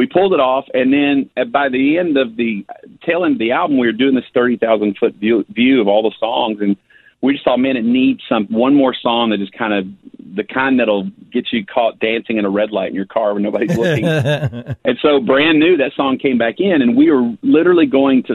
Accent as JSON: {"language": "English", "region": "Texas", "country": "United States", "tie": "born or raised there", "also_born_or_lived": "Dallas, Texas", "moved": "as an adult", "lives_now": "Nashville, United States", "said": "the way I grew up in Texas."}